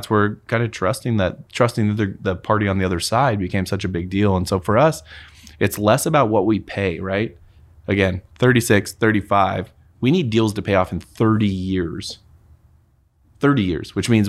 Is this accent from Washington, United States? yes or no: yes; Moses Lake, Washington, United States; moved away as an adult; now in Spokane, United States; we're from Moses.